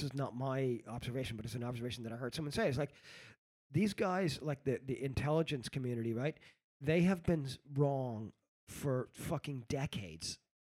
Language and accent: English; New York City, New York, United States; moved away; also born or lived in Spain; when I grew up in New York City.